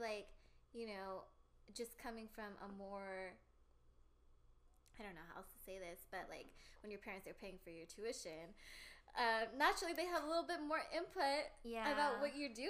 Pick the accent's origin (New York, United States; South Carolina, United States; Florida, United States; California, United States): California, United States; Bay Area; I am born and raised in the Bay Area. Bay Area local here.